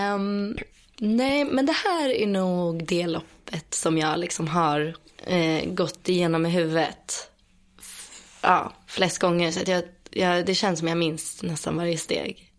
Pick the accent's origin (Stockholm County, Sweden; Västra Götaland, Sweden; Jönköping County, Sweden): Stockholm County, Sweden; Stockholm; accent: Stockholm; Jag är född och uppvuxen eh, utanför Stockholm. Mm. Eller i en eh, söderförort som heter Skarpnäck